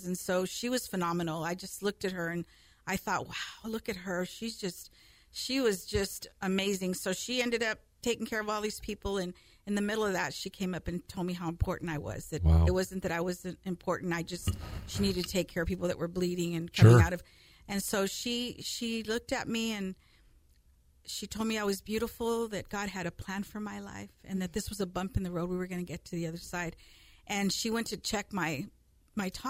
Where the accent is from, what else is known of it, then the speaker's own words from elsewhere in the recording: Fresno, California, United States; I grew up here in Fresno, California, born and raised